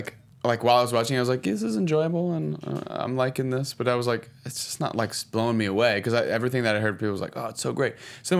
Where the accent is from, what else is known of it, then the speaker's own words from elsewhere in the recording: Ramona, California, United States; also born or lived in Escondido; I grew up in San Diego.